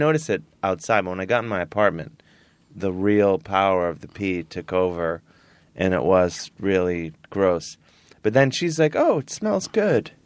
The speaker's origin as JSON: {"language": "English", "town": "Cleveland", "region": "Ohio", "country": "United States", "moved": "yes", "said": "I'm from Cleveland. I'm a regular dude"}